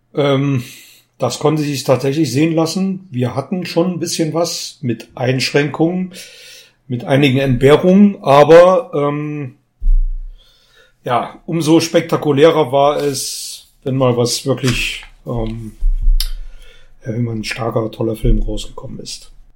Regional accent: Germany; Gera ist nicht unweit von meiner Geburtsstadt

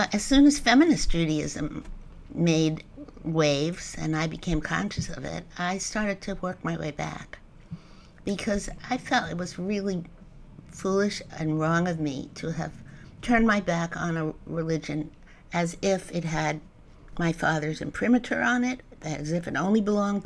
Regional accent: New York City, New York, United States; I grew up in Jamaica.

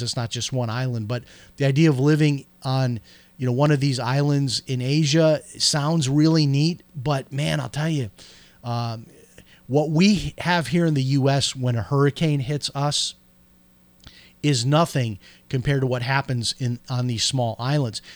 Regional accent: Chicago, Illinois, United States; moved away; when I grew up in Chicago

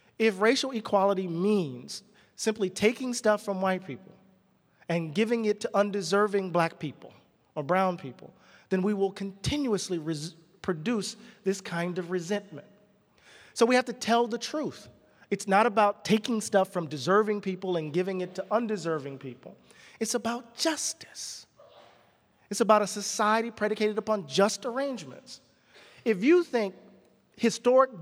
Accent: the South, United States; I'm from the South

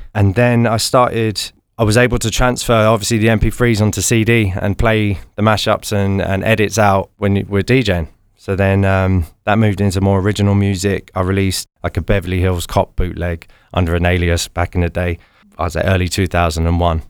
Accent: London, United Kingdom; So we're both from London

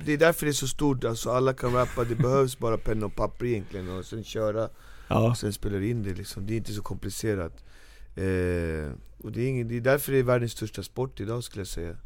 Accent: Norsborg, Stockholm County, Sweden; jag kommer från Marby, uppväxt och fostrad där

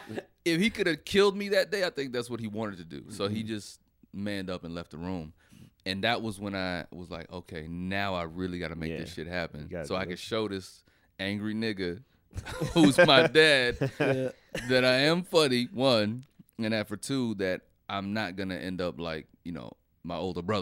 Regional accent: Fayetteville, North Carolina, United States; I have to just say God, because I come from Fayetteville, North Carolina.

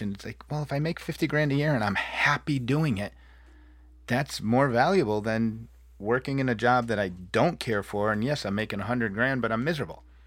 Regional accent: New England, United States; moved away; I come from the Northeast and the Appalachian Trail, New England, and fall foliage, and, and lush green.

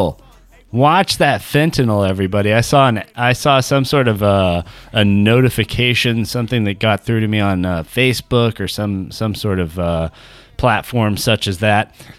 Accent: Northern California, United States; I'm from Northern California, and Black Bart was a fixture of the lore

